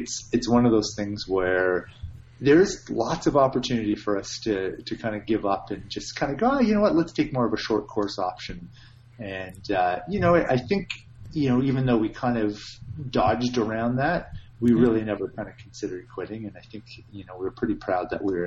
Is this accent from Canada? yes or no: yes; Canada; being Canadian